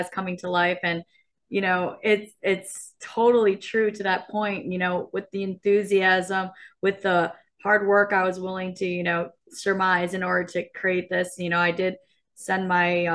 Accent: Michigan, United States; moved away; I'm from Michigan

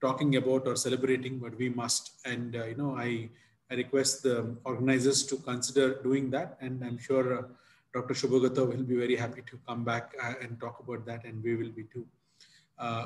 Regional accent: Visakhapatnam, Andhra Pradesh, India; My hometown, Visakhapatnam in Andhra Pradesh

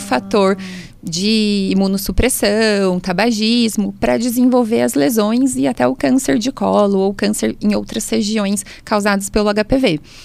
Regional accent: São Luís, Maranhão, Brazil; now in Taubaté, Brazil; eu sou de São Luís

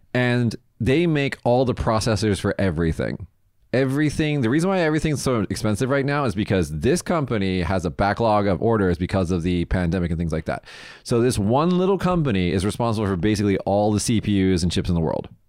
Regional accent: United States; now in Japan; as an American

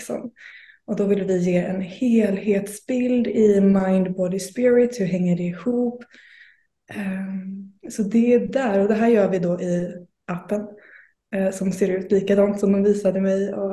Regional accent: Blekinge, Sweden; Blekinge faktiskt. Men jag eh, byter dialekt beroende på vem jag umgåtts med under dagen.

